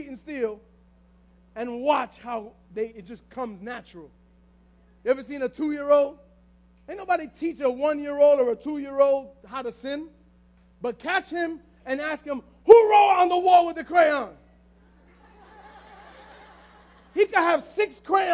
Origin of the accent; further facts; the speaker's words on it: New York City, New York, United States; we're from the Bronx